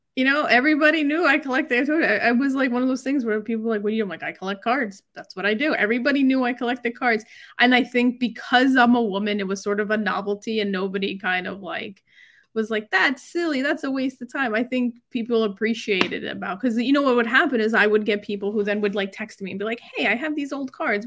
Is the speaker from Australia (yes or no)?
no; New York, United States; I'm from New York. I lived in New York